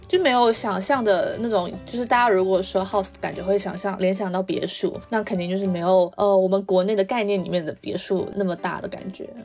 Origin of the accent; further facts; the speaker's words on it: Xiamen, Fujian, China; now in United Kingdom; 我以前小时候在厦门的时候